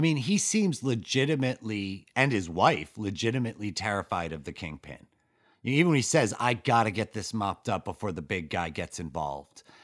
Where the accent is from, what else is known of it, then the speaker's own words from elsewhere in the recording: Ossining, New York, United States; my hometown of Austin in New York